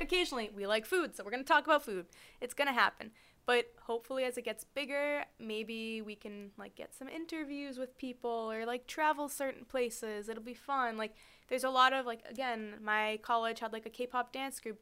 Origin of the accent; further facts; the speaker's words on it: Boston, Massachusetts, United States; we're both from the Boston area